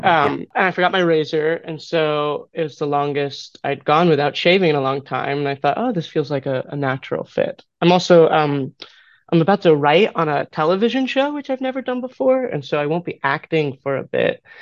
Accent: Philadelphia, Pennsylvania, United States; I grew up in Philadelphia.

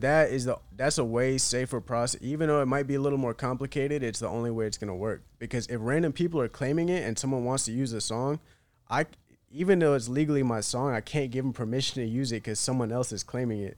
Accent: Chapel Hill, North Carolina, United States; born or raised there; moved away as an adult; also born or lived in Bishop's Stortford, England / Iraqi Kurdistan (parents); now in Miami, United States

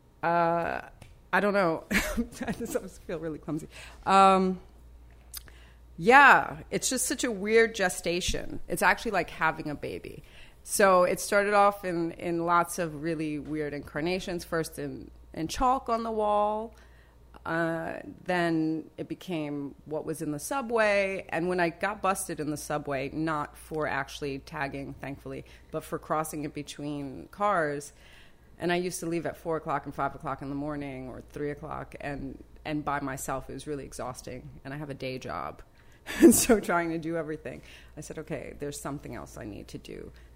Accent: New York City, New York, United States; born or raised there; also born or lived in South Bronx

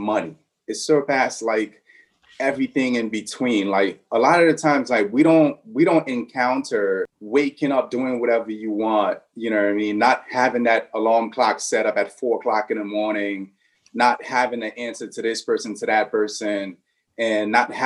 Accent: New York City, New York, United States; also born or lived in Haiti; I grew up in Brooklyn. I've been there for like 27 years

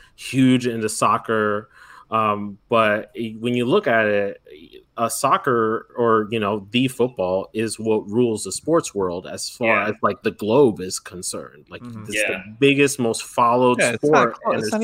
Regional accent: Kissimmee, Florida, United States; also born or lived in New Jersey; now in New York, United States; I grew up in Central Florida, and there's a lot of vacation homes out there in the particular area that we grew up in near the Kissimmee Poinciana area

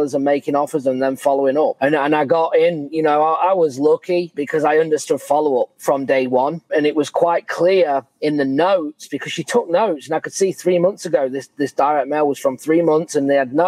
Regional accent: England, United Kingdom; moved away; I'm from England

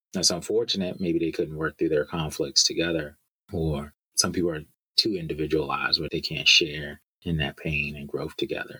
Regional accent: United States; As a black man growing up in America

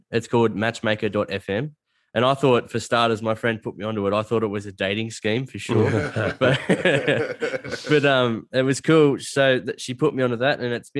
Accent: Australia; So if you go, I'm from a bush town, like a little country town, and if you don't refer to yourself as a dickhead, there's something wrong with you.

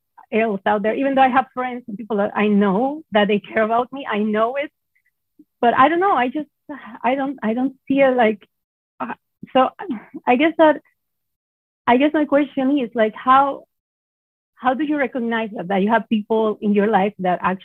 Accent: Venezuela; moved away as an adult; I'm originally from Venezuela

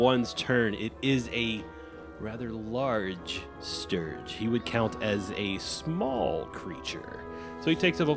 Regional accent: Louisiana, United States; I'm from Louisiana

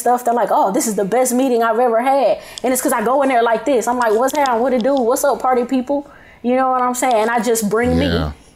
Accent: Prichard, Alabama, United States; I'm from Pritchard

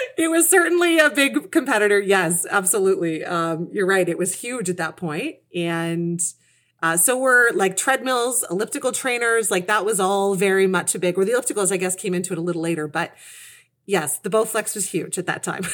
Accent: Kitchener, Ontario, Canada; moved away; I was raised in Kitchener, Ontario, and that's where I still, where I've come back to now at this stage of my life. I've been kind of everywhere.

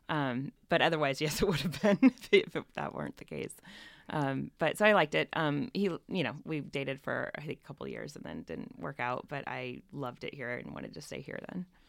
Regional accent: northern Indiana, United States; now in San Francisco Bay Area, United States; I grew up in, uh, northern Indiana, a little tiny town, thirty-six hundred people

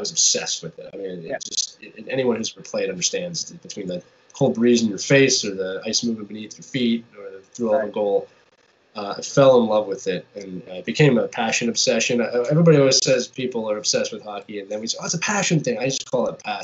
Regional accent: Philadelphia, Pennsylvania, United States; also born or lived in England; that's just the time I grew up in, and I'm from Philadelphia

